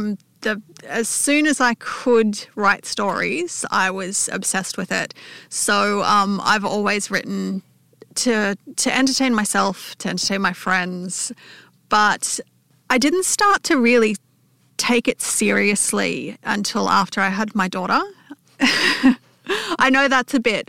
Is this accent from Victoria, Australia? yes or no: no; Newcastle, New South Wales, Australia; now in Canberra, Australia; I grew up in Newcastle, but I've lived in Canberra for the last 12 years.